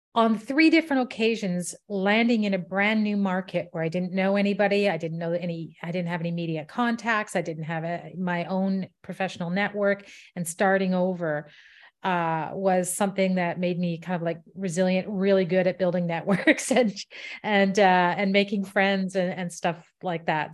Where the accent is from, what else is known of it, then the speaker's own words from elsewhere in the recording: Ottawa, Ontario, Canada; moved away as an adult; also born or lived in England / Washington, D.C.; came back to Ottawa, my hometown, about ten years ago